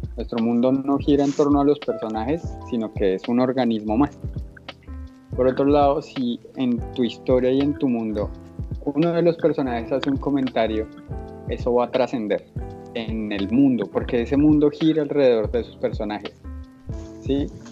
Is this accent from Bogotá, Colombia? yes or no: yes; Bogotá, Colombia; yo como bogotano, o como chico que nació en Bogotá y se crió